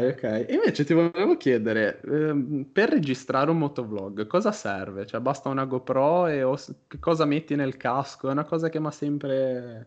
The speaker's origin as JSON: {"language": "Italian", "town": "Genoa", "region": "Liguria", "country": "Italy", "said": "io sono di Genova."}